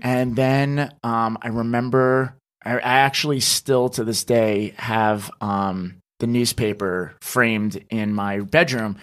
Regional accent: New Jersey, United States; moved away as an adult; now in New York City, United States; I'm originally from New Jersey

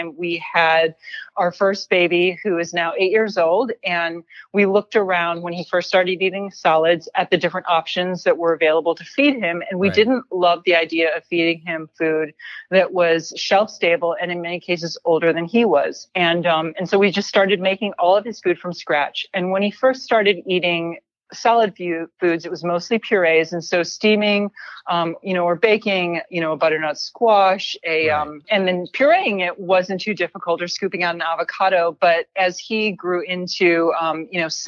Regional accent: Midwest, United States; I was born and raised in the Midwest to immigrant parents

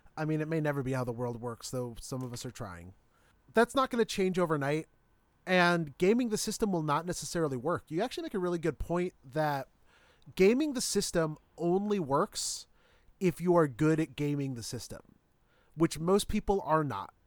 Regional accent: Midwest, United States; growing up in the Midwest

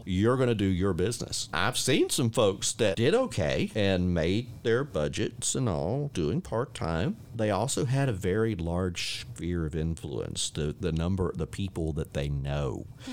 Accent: Warner Robins, Georgia, United States; now in Panama City Beach, United States; I'm originally from Warner Robins, Georgia

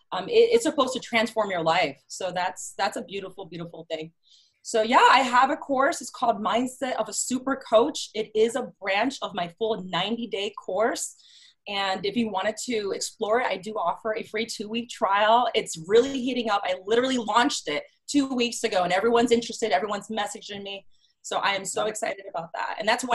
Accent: New York City, New York, United States; also born or lived in Boston / Miami; now in Chicago, United States; I am in Chicago. I've actually lived in different cities. I'm from New York City, Boston, lived in Miami.

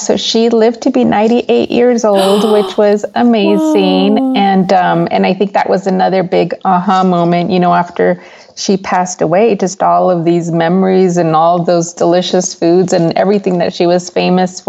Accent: El Paso, Texas, United States; I was born and raised in El Paso, Texas.

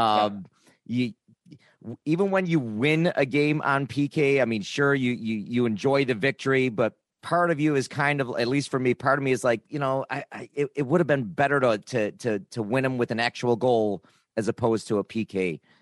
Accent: Niagara Falls, New York, United States; I grew up in Niagara Falls

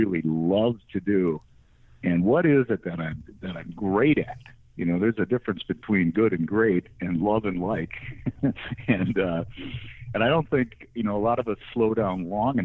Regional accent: Wisconsin, United States; also born or lived in Netherlands; I grew up in Wisconsin.

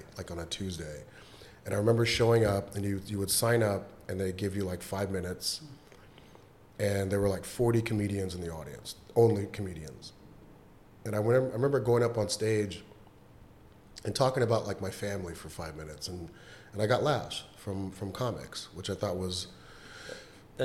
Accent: Riverside, California, United States; I grew up in Riverside, California, which is about an hour outside

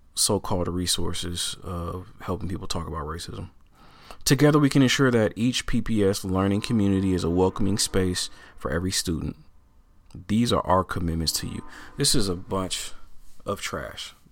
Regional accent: Portland, Oregon, United States; I am born and raised in Portland, Oregon, all right? Uh, it's my hometown, uh, and I'm still here

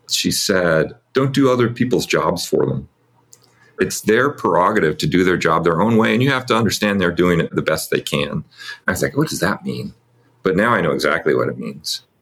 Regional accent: California, United States; I grew up here in California, really in an itinerant family, basically. I was raised by a couple of different stepdads, and both of them had this wanderlust of not wanting to be anywhere very long

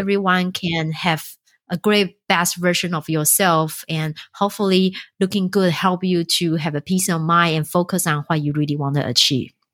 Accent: Taiwan; moved away; I'm originally from Taiwan

